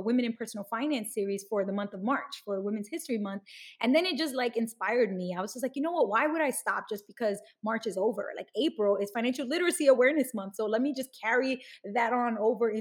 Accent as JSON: {"language": "English", "town": "New York City", "region": "New York", "country": "United States", "tie": "born or raised there", "said": "I grew up in Bushwick in Brooklyn"}